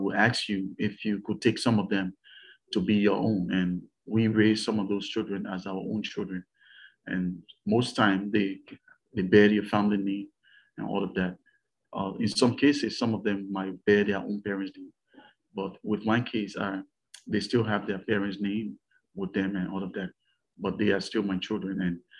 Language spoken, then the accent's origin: English; Liberia; I was born and raised in the Republic of Liberia.